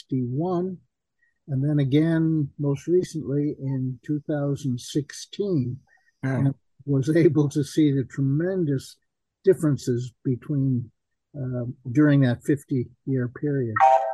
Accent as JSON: {"language": "English", "country": "Japan", "tie": "born or raised there", "lives_now": "Harvard, United States", "said": "I'm basically a Japan specialist. I grew up in Japan, and all my life's work has been involved with Japan principally."}